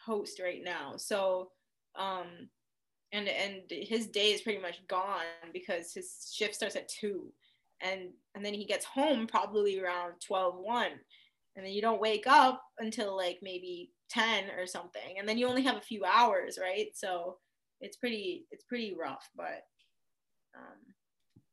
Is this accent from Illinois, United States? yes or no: yes; Chicago, Illinois, United States; moved away as an adult; also born or lived in Windsor, Ontario, Canada; now in Canada; So I grew up in Chicago, but I mean, I was born originally in Canada, in Windsor, Canada